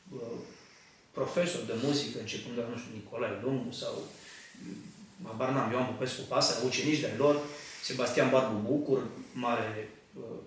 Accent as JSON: {"language": "Romanian", "region": "Argeș", "country": "Romania", "moved": "as an adult", "lives_now": "United Kingdom", "said": "eu sunt din Argeș, din, din sudul României"}